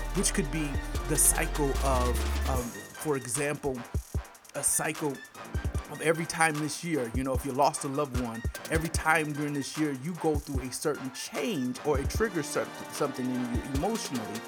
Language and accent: English; Michigan, United States; now in Georgia, United States; I'm from Michigan